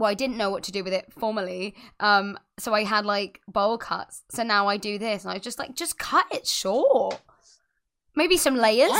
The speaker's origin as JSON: {"language": "English", "region": "Scotland", "country": "United Kingdom", "said": "Yeah, just in case you guys forgot, I'm from Scotland."}